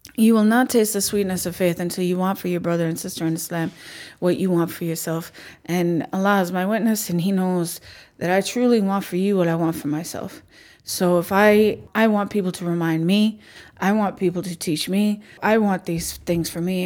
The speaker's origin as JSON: {"language": "English", "region": "Minnesota", "country": "United States", "said": "We're Minnesotan"}